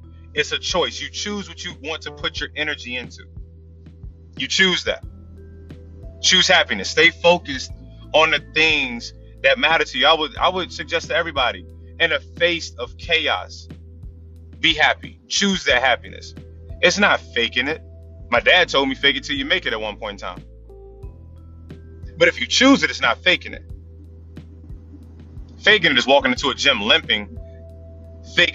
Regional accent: Tidewater, Virginia, United States; I'm from Tidewater

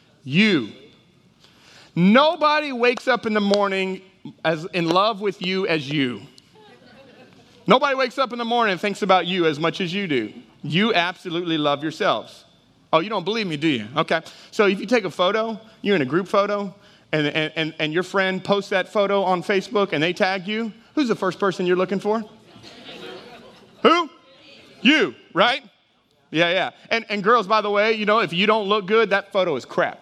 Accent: Texas, United States; also born or lived in Houston, Texas / Dallas, Texas; now in Jennings, United States; I grew up in Texas. City of Houston, grew up in Dallas, and then I came to Louisiana

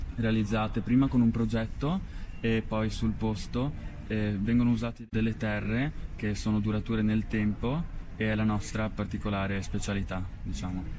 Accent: Conegliano, Veneto, Italy; siamo provenienti da, da, da, Conegliano, siamo una ditta di eh, restauri

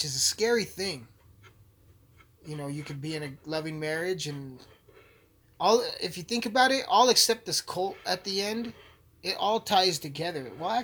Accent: Alamosa, Colorado, United States; Alamosa sucks. My hometown sucks

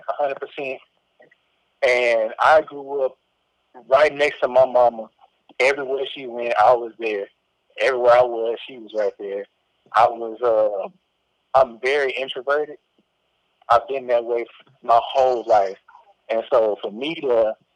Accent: Corsicana, Texas, United States; moved away as an adult; now in San Marcos, United States; I moved away from Corsicana in 2013 to go to school here at Texas State in San Marcos, Texas

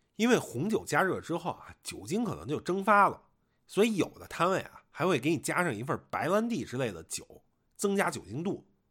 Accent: Beijing, China; moved away; 我作为一个北京人啊

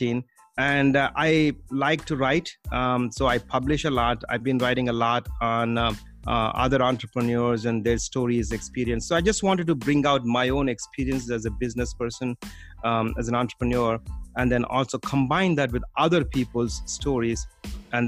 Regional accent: India; moved away as an adult; now in United States; Originally, I came from India to the US.

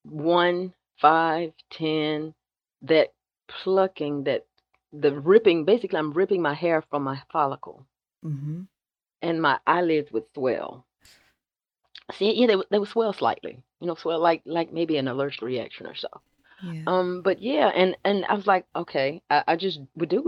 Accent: South Georgia, United States; growing up in the South

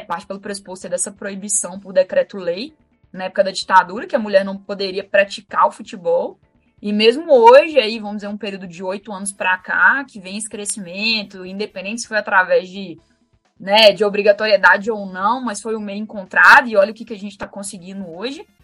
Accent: Minas Gerais, Brazil; eu sou de Minas, né? E como boa mineira, como tradição de todo mineiro, domingo é dia de assistir futebol na casa da avó

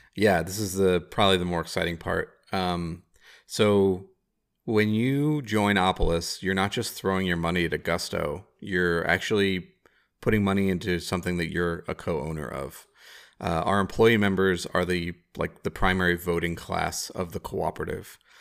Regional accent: Chicago, Illinois, United States; I'm a Chicagoan

